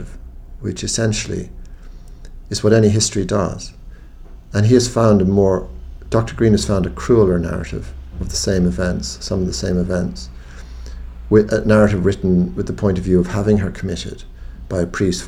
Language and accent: English; Ireland; an Irish Catholic of agnostic Catholic parents